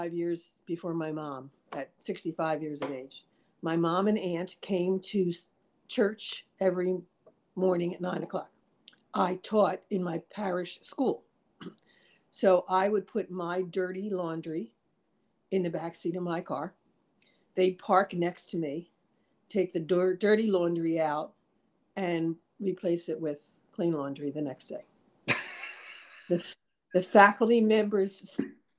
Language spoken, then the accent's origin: English; Hatboro, Pennsylvania, United States; I grew up in Hatboro, Pennsylvania, right the Montgomery Bucks County border outside of Philly